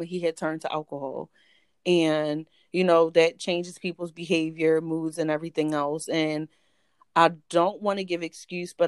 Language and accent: English; Philadelphia, Pennsylvania, United States; born and raised in Philadelphia